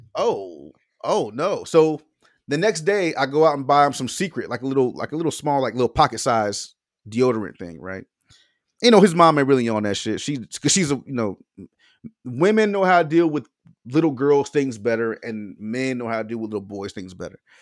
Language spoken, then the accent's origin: English; Florida, United States; I'm from Florida